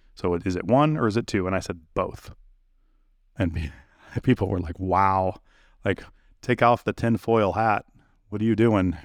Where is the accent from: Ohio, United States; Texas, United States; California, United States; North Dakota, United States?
California, United States; I'm from California